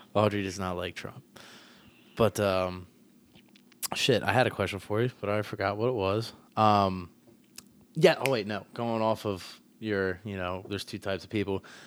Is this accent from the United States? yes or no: yes; Lancaster, Pennsylvania, United States; I grew up here